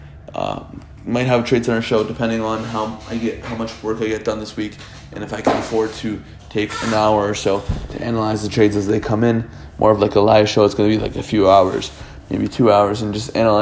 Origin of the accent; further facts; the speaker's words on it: Canada; I'm Canadian-born